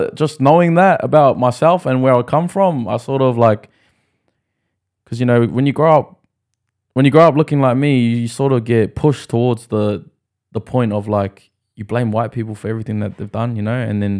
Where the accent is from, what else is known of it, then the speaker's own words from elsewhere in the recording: Australia; born there; also born or lived in New Zealand; I was born in Australia and I moved to New Zealand a lot, you know, so there's still that Kiwi side of me.